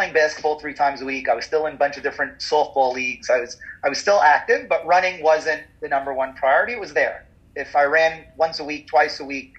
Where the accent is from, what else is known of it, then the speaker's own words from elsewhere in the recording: New York City, New York, United States; I grew up on Avenue S.